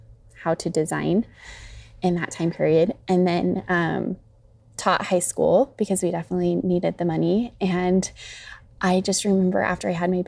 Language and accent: English; Salmon, Idaho, United States; I grew up in Salmon